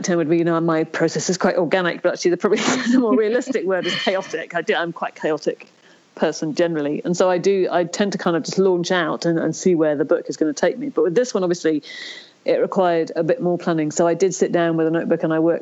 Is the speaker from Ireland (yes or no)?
yes; Ireland; I was born in Ireland